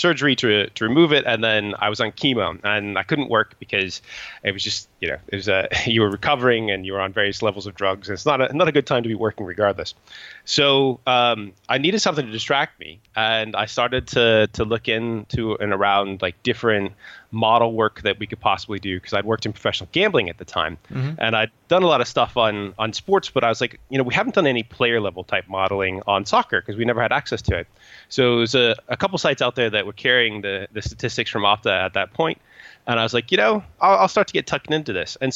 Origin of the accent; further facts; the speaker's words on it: Indiana, United States; moved away; also born or lived in Chicago suburbs, Illinois / Oklahoma; the area that I grew up in the US, I'm 41 now, mm-hmm. and we didn't have very much soccer or almost any accessible soccer when my parents sort of moved kind of out of the Chicago suburbs and down into farmland, Indiana.